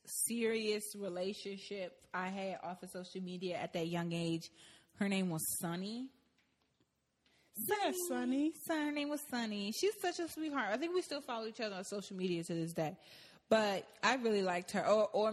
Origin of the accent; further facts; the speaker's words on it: Maryland, United States; now in Atlanta, United States; Because you got to think, I moved to Atlanta from Maryland.